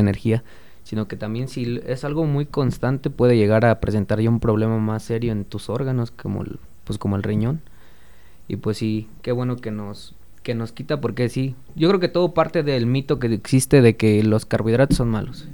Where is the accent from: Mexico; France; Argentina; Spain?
Mexico; como buen mexicano